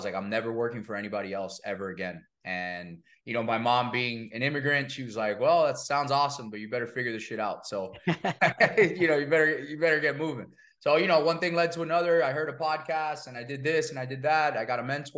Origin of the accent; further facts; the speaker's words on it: Miami, Florida, United States; also born or lived in New York; I'm born and raised in Miami, first generation Cuban American kid